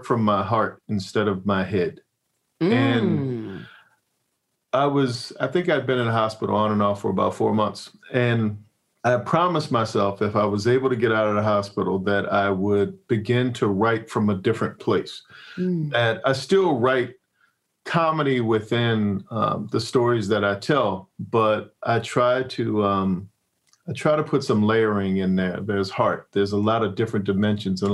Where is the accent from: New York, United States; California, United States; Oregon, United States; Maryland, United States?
Maryland, United States; Annapolis; moved away as an adult; also born or lived in Hollywood; I'm from Annapolis, Maryland, which is as far away from Hollywood as you could possibly be.